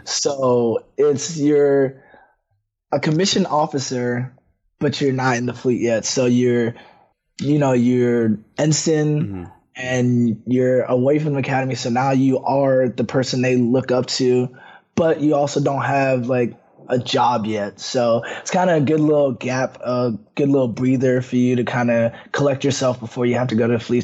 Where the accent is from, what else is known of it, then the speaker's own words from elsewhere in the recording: Woodbridge, Virginia, United States; I'm from Woodbridge, Virginia, born and raised.